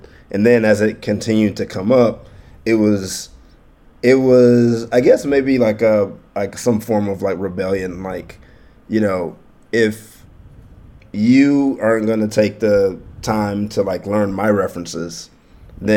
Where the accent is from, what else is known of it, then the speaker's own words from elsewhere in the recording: Detroit, Michigan, United States; I grew up in Detroit, majority black city